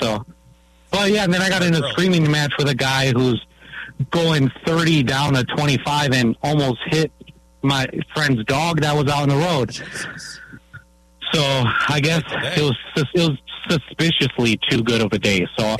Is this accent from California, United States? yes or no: yes; California, United States; now in Onalaska, United States; I grew up in California